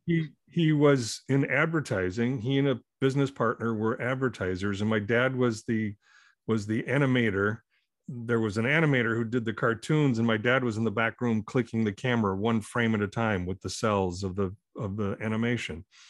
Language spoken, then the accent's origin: English; Minneapolis, Minnesota, United States; born or raised there; also born or lived in Omaha, Nebraska